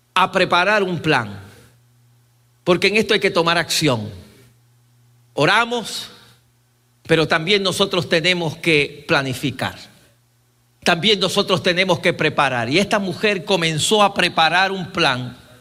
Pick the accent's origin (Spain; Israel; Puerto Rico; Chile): Puerto Rico; now in Columbia, United States; mi país